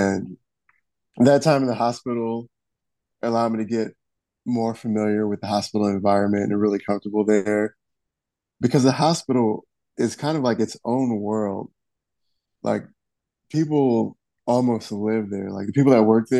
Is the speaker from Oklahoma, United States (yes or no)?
no; Detroit, Michigan, United States; I am originally from Detroit, Michigan, and lived there for most of my life.